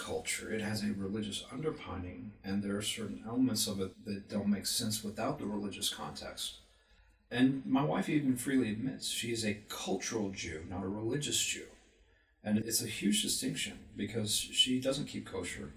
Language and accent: English; Texas, United States; moved away as an adult; also born or lived in Florida / Illinois / Virginia; now in Utah, United States; I grew up in Texas